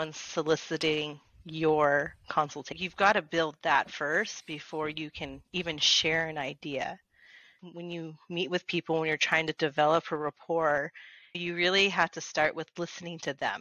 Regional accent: Las Vegas, Nevada, United States; I grew up here in Vegas

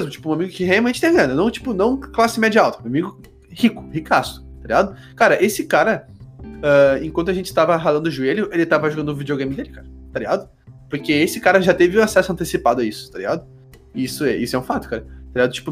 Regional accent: South Region, Brazil; a gente não pode esquecer que a gente é privilegiado porque a gente é branco e a gente é sulista.

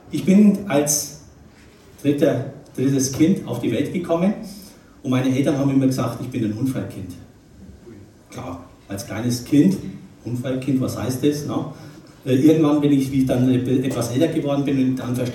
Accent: Nuremberg, Bavaria, Germany; born there; bin, oder andersrum, ich werde im Oktober 57 Jahre alt. Bin geboren in Nürnberg, das hört man so ein bisschen an, an der Sprache, gell?

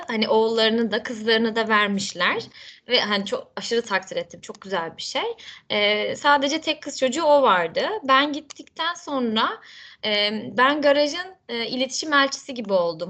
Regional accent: Kırklareli, Turkey; moved away as an adult; also born or lived in Istanbul; ben doğma büyüme 40'lerliyim.

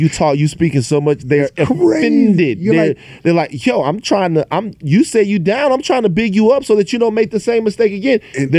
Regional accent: Louisiana, United States; So growing up in Louisiana, I would tell people all the time, these little arguments and debates that you guys have, they would affect my daily life.

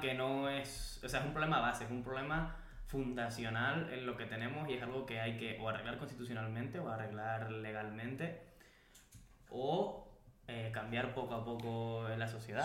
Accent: Spain; nosotros como pueblo español

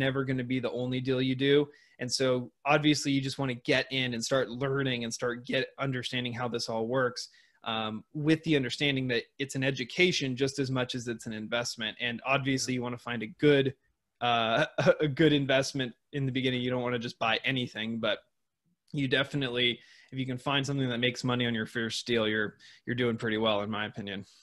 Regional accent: Seattle, Washington, United States; moved away; in Seattle, Washington, where I grew up.

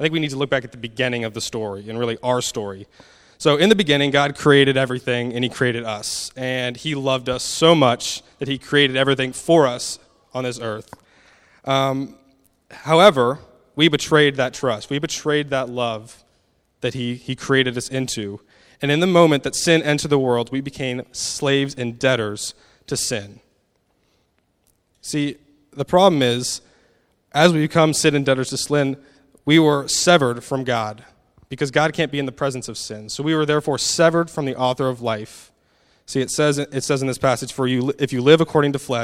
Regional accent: United States; moved away; I'm an American, so I hope my accent isn't too hard to understand

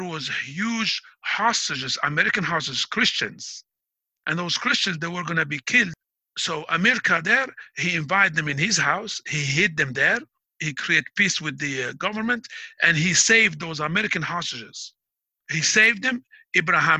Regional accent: Biskra, Biskra Province, Algeria; moved away as an adult; also born or lived in Mghayar, Algeria; now in United States; Biskra is where I was raised, but I was born in Mghayar

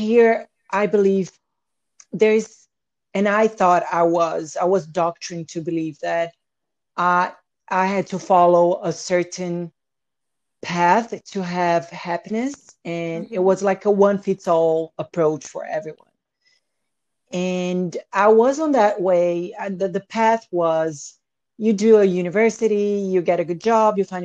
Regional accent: Salvador, Bahia, Brazil; moved away; I grew up in Brazil, between the farmhouse and the beach house.

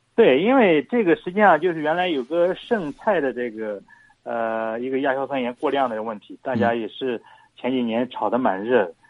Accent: China; 我们中国人富裕了嘛

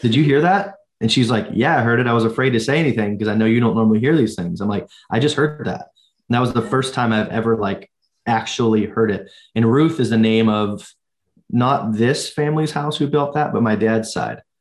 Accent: United States; as Americans

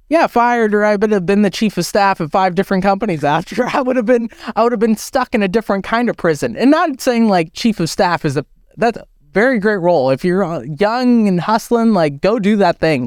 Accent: United States; I was born and I grew up in America

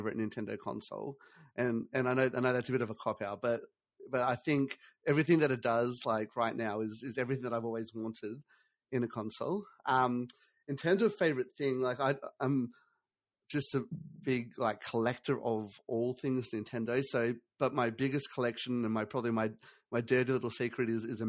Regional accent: Australia; I'm from Australia.

